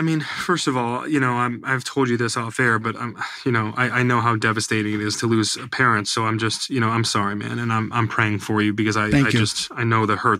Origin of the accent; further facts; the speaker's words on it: New York, United States; born there; he's the pastor of the church where I was born up in the Hudson Valley.